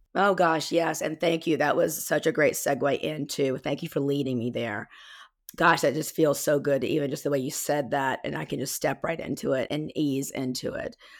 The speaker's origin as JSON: {"language": "English", "region": "South Carolina", "country": "United States", "accent": "Southern twang", "said": "I'm from South Carolina, by the way, so you'll hear my Southern twang come out."}